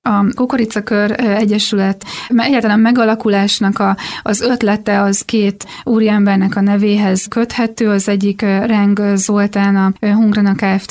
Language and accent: Hungarian; Békéscsaba, Békés, Hungary; Egyébként én Alföldön születtem, Békés Csabán jártam, aztán a gimnáziumban, és a szüleimnek volt földjük